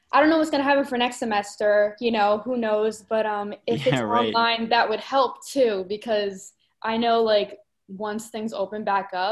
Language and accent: English; Rockaway, New Jersey, United States; moved away as an adult; now in Nashville, United States; I'm from Rockaway